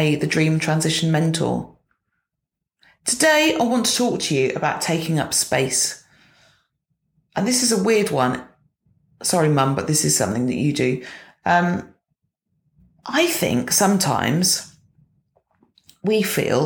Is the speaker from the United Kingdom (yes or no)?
yes; United Kingdom; as British people